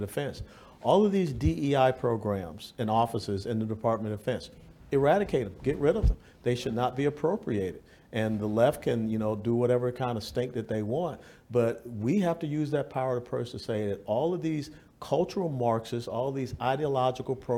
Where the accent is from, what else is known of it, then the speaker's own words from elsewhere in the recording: Georgia, United States; moved away; also born or lived in Texas / Florida; I'm from Georgia